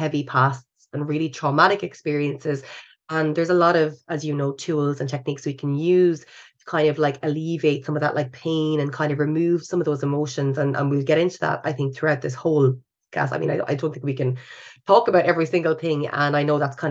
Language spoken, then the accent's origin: English; Ireland; we're still Irish